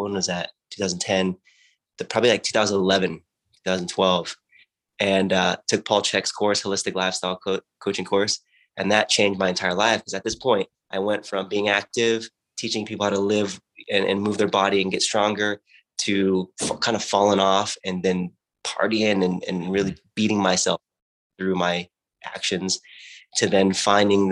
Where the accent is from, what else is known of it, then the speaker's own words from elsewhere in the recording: Watsonville, California, United States; I grew up in Watsonville, which is near Santa Cruz in California on the coast